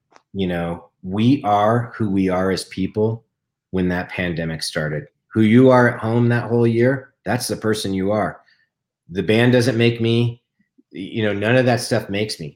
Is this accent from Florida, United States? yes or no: no; Denver, Colorado, United States; moved away; Denver, my hometown. You know, I just moved back